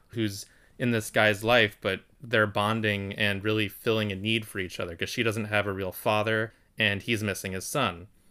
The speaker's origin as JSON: {"language": "English", "country": "United States", "said": "I'm just speaking from an American perspective"}